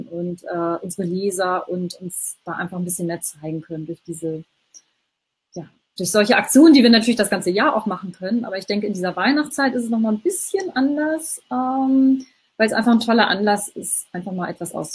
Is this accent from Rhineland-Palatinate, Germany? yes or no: no; Hamburg, Germany; Ähm, also ich bin ja aus Hamburg, aus dem Norden. Ich kenne das nicht so sehr.